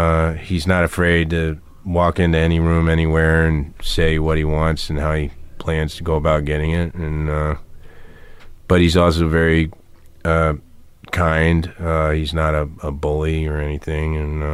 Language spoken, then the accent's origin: English; the South, United States; You know, we're both from the South originally